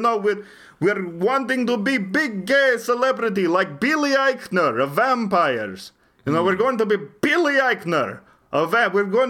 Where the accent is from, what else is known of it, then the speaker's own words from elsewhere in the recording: Romania; accent: Romanian; Don't make fun of my accent. This is a proud Romanian accent.